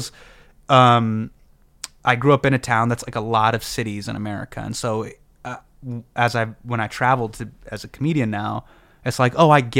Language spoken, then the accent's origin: English; Davis, California, United States; moved away as an adult; also born or lived in Los Angeles, California; now in New York, United States; I grew up in Davis, California.